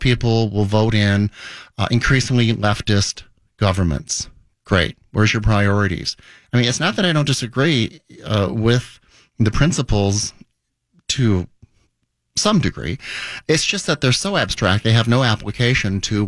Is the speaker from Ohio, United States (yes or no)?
no; South Dakota, United States; now in Minnesota, United States; I grew up in South Dakota